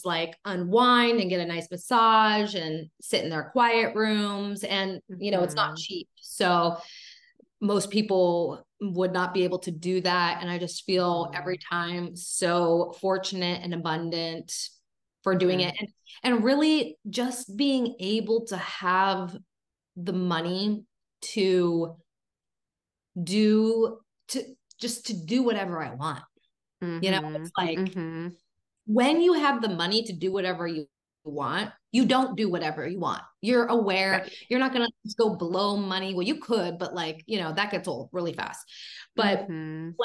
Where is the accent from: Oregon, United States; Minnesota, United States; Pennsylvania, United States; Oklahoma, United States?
Pennsylvania, United States; Pittsburgh; also born or lived in Seattle / California / Fort Lauderdale, Florida; now in Florida, United States; I decided to actually go back to my hometown. My mom lives in Pittsburgh